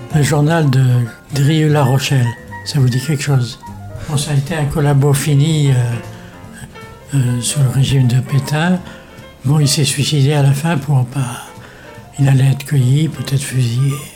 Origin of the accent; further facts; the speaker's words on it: Morocco; now in France; je suis né euh, au Maroc, et mon père importait des instruments de musique